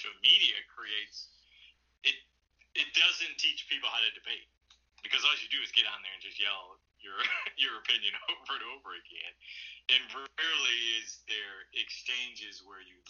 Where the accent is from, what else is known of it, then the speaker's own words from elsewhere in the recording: Detroit, Michigan, United States; now in Toledo, United States; so I grew up in Detroit. I live in Toledo, Ohio